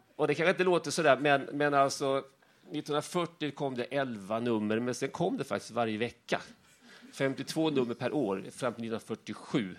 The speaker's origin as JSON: {"language": "Swedish", "town": "Värnamo", "region": "Jönköping County", "country": "Sweden", "said": "jag kommer från Värnamo"}